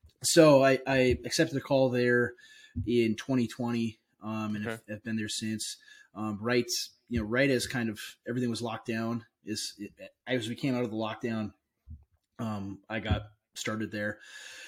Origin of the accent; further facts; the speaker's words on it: southern Minnesota, United States; moved away as an adult; also born or lived in Idaho / West Virginia / Missouri; we came back to my hometown in 2018